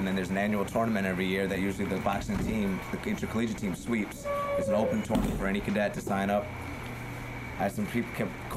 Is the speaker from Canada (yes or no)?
no; New York City, New York, United States; also born or lived in Orange County, California / White Plains, New York; I live in Brooklyn. I grew up in Brooklyn